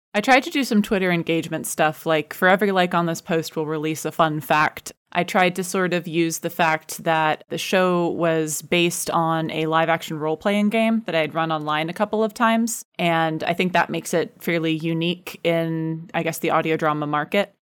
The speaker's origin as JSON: {"language": "English", "country": "United States", "moved": "yes", "lives_now": "United Kingdom", "said": "I am American, but I live in the U K"}